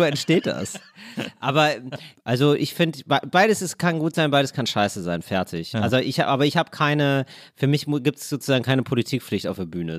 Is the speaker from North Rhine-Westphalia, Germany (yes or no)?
yes; Duisburg, North Rhine-Westphalia, Germany; also born or lived in Trier; Ich bin ja geboren in Duisburg und das ist die Stadt, wo Ruhrgebiet und Niederrhein aufeinanderstoßen.